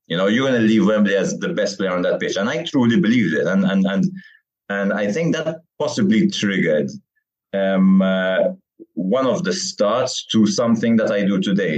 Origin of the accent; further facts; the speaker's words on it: Malta; also born or lived in Kingston, England / Weybridge, Surrey, England / Qormi, Malta; I moved back here when I was around five years old